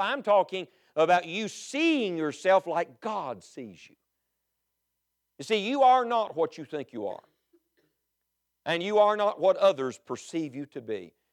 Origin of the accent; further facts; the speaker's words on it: West Virginia, United States; I'm from West Virginia